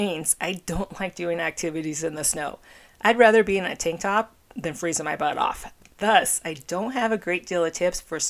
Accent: Phoenix, Arizona, United States; my hometown, the Valley of the Sun

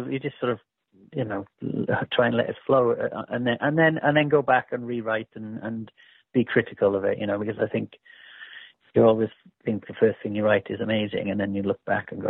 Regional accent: Wales, United Kingdom; my hometown, you know. I mean, there's in Wales

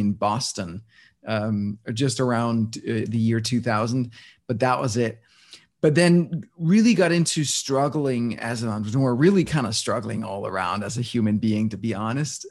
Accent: Denmark; now in New York City, United States; I was born and raised in Denmark

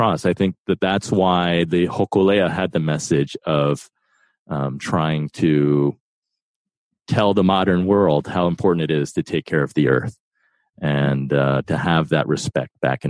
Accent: East Coast, United States; also born or lived in New York; I was born in New York and grew up on the East Coast

